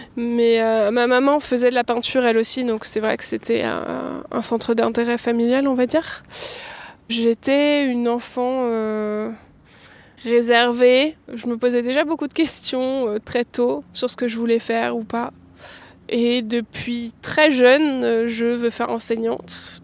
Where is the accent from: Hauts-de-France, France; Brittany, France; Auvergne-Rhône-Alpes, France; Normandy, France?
Auvergne-Rhône-Alpes, France; Lyon region; moved away as an adult; now in Cachan, France; je suis née à Lyon, enfin en région lyonnaise. Euh, j'ai passé toute ma vie là-bas